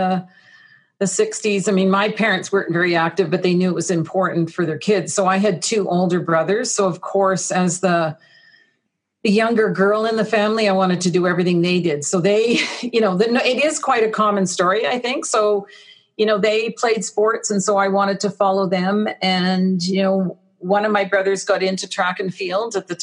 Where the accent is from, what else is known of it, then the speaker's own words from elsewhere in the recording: Ottawa, Ontario, Canada; also born or lived in Texas; I grew up there, and my early career in sport was certainly out of Ottawa